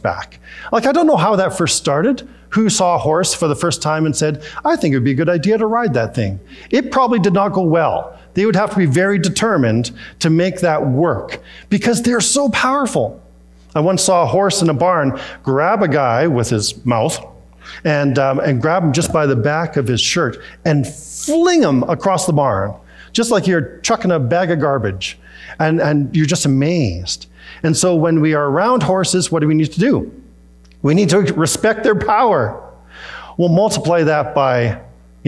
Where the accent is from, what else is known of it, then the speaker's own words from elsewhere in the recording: Peachland, British Columbia, Canada; moved away; We were in Peachland, where I grew up in the Okanagan